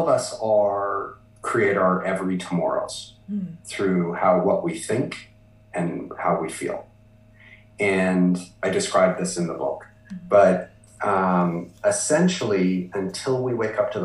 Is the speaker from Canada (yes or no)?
yes; Vancouver, British Columbia, Canada; moved away; So I was born in Vancouver, BC, Canada. You know, and I continue to live in Canada, and I've lived across Canada.